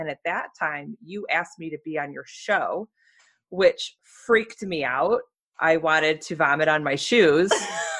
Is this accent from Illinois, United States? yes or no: yes; Romeoville, Illinois, United States; Romeoville, Illinois.